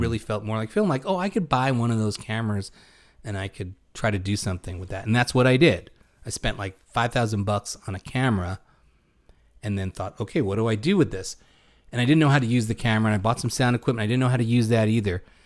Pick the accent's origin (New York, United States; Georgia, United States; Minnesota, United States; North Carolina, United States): New York, United States; New York City; us growing up in Brooklyn